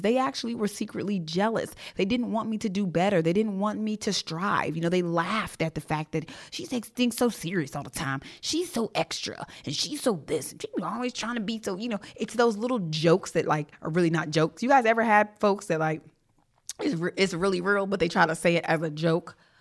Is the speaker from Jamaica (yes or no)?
yes; Jamaica; I'm Jamaican